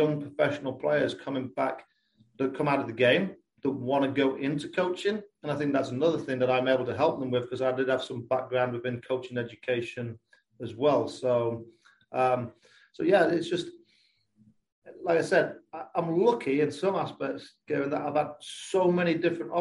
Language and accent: English; Lincolnshire, East Midlands, United Kingdom; accent: English; moved away as an adult; also born or lived in North Carolina; now in Kentucky, United States; I am from Lincolnshire in England, so on like the East Coast